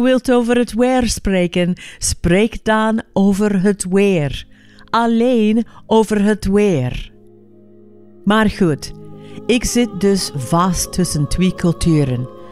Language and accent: Dutch; California, United States; Dutch is a second language; moved away as an adult; now in Flemish Ardennes, Belgium; als Amerikaan